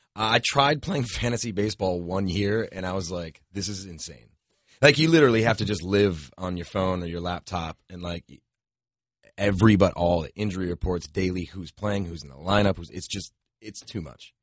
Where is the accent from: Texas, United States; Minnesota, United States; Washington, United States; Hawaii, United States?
Minnesota, United States; I'm born and raised Minnesotan